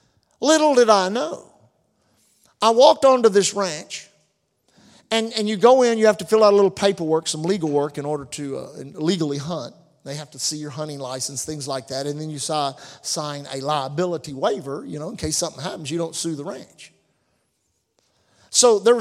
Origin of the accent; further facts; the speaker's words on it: Galveston, Texas, United States; we were raised on Galveston Island